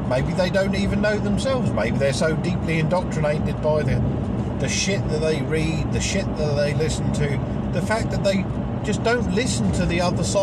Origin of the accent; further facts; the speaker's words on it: England, United Kingdom; I'm English